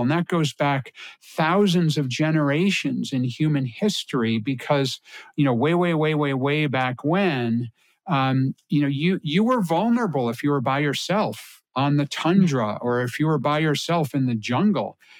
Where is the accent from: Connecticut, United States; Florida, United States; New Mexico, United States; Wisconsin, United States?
Connecticut, United States; I grew up in Connecticut